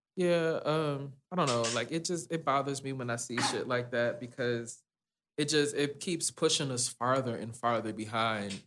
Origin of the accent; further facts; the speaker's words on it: Detroit, Michigan, United States; also born or lived in Dearborn, Michigan; now in Texas, United States; I grew up in Detroit.